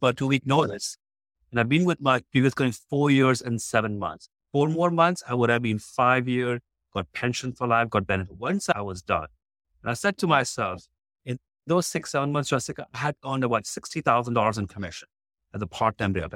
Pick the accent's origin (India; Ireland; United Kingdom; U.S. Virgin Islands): India; moved away as an adult; now in Houston, United States; When I was in college, if I had not get a job, I would have got shipped back to India